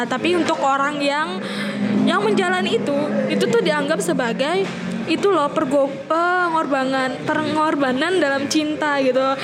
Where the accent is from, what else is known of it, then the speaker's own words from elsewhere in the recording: Lombok, West Nusa Tenggara, Indonesia; asal saya itu dari Lombok Nusa Tenggara Barat